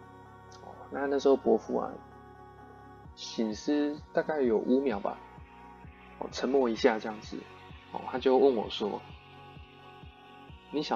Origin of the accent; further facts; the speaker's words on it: Yilan County, Taiwan; 我当时我从宜兰来的，我也没有想太多，这样子想说哦，台北可能都是开餐厅餐馆比较多这样子。